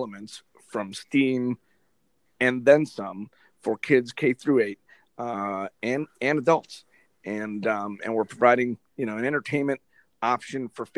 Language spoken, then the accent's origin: English; Miami, Florida, United States; moved away as an adult; now in Whiting, Indiana, United States; I'm from Miami. I'm born and raised in Miami, Florida. Never left until this opportunity came up